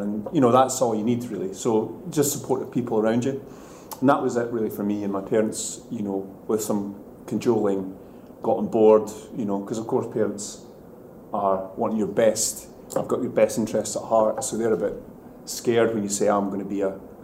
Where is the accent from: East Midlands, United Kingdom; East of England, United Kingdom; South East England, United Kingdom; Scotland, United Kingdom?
Scotland, United Kingdom; Bo'ness; I grew up in Bowness, it's a town outside of Edinburgh